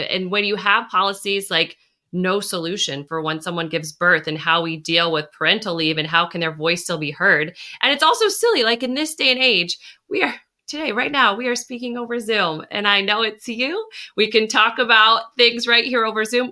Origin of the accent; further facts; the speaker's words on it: La Mesa, California, United States; also born or lived in San Diego; I was actually born in San Diego, and you represent where I grew up in La Mesa, California